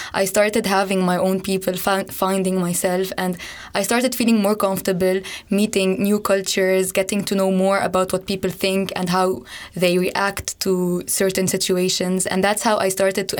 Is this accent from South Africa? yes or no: no; Lebanon; moved away as an adult; now in Leuven, Belgium; I come from Lebanon and I study at Group Day in Leuven